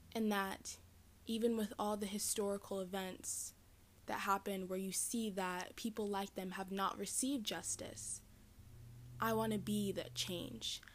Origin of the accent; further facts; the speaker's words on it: the South, United States; I am from the South in the United States.